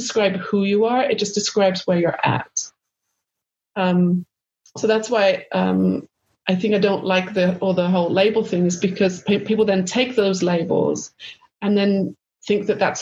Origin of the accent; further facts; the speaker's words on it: United Kingdom; moved away as an adult; also born or lived in Los Angeles, California; being British